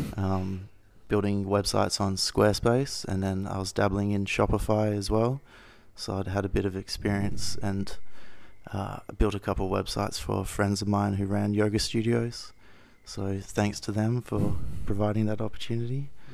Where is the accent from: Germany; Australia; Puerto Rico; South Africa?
Australia; Perth, Western Australia; I grew up in Perth, Western Australia, in little suburb called Claremont by the river.